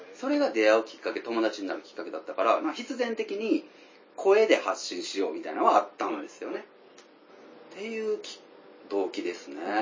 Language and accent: Japanese; Tokushima, Japan; 僕ら地元徳島で、今も徳島から配信してる